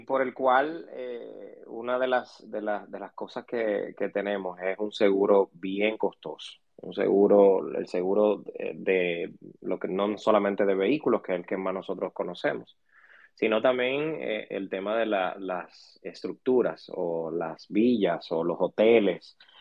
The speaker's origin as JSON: {"language": "Spanish", "country": "Dominican Republic", "said": "como dominicanos"}